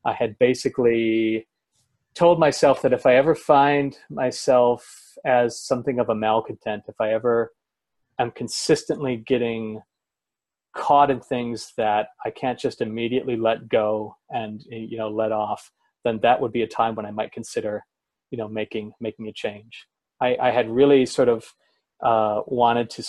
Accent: Oregon coast, United States; also born or lived in Portland, Oregon; I moved from the Oregon coast to Portland, not very far

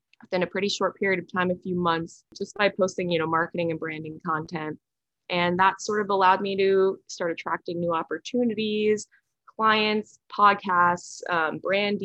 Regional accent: Westchester, New York, United States; also born or lived in San Francisco; now in Stamford, United States; I am from Westchester, New York, but I'm currently living in Stamford, Connecticut

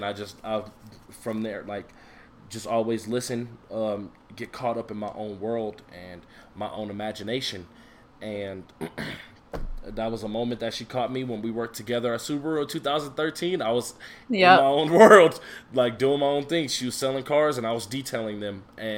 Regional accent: Denver, Colorado, United States; also born or lived in Aurora, Colorado; I am from Denver, Colorado. Born and raised. I'm in Aurora.

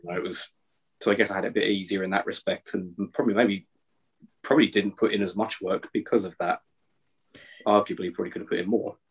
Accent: Chatham, South East England, United Kingdom; now in Scotland, United Kingdom; I was born in Chatham

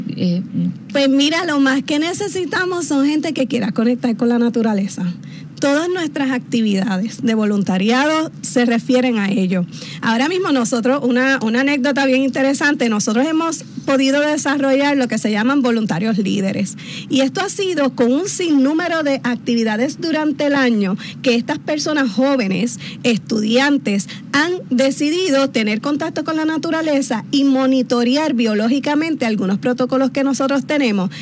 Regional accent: Carolina, Puerto Rico; Yo soy metropolitana, con mucho orgullo soy de Carolina, pero trabajo aquí en San Juan

